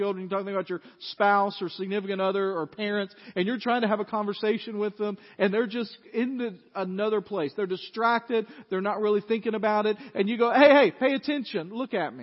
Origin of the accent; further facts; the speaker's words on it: Dyersburg, Tennessee, United States; I grew up in First Baptist Dyersburg